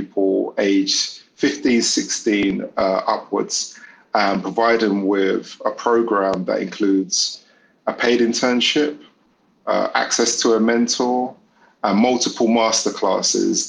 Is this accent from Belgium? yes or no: no; London, United Kingdom; I grew up in the East End of London.